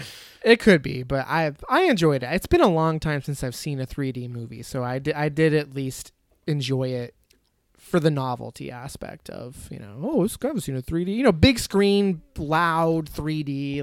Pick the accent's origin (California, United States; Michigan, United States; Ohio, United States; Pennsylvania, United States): Michigan, United States; I'm from Michigan.